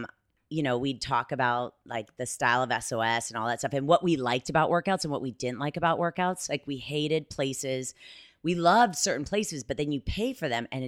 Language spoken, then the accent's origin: English; Columbus, Ohio, United States; I'm from Columbus.